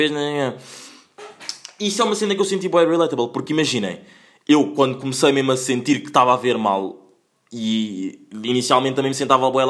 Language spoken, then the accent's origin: Portuguese; Angola; Pá, eu sou angolano, adoro Kizomba, não é?